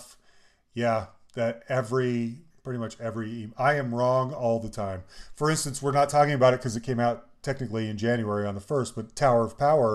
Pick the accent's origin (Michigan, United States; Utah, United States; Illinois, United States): Utah, United States; Salt Lake City; I was lucky to grow up in Salt Lake City in the 80s